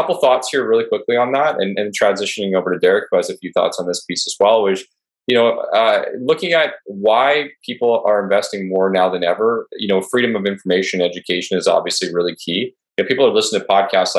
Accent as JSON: {"language": "English", "country": "Canada", "said": "I'm Canadian"}